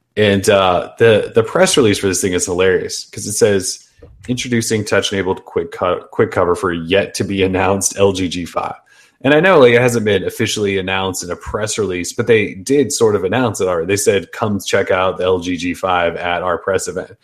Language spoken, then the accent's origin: English; United States; we're American